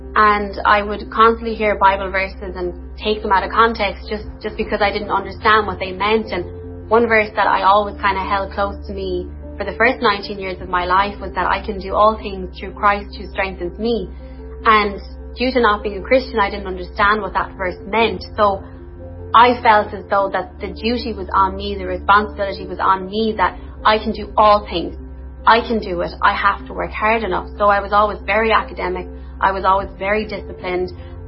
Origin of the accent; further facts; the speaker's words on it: Limerick, Munster, Ireland; I'm from Limerick